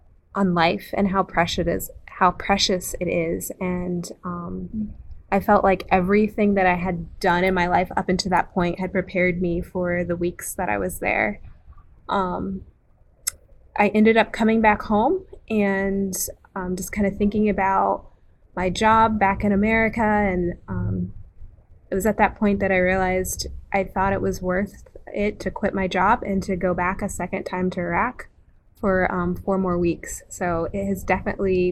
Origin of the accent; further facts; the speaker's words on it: Ohio, United States; I am from Ohio